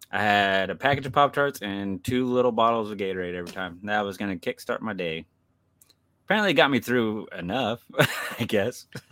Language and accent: English; Kansas, United States; I'm from Kansas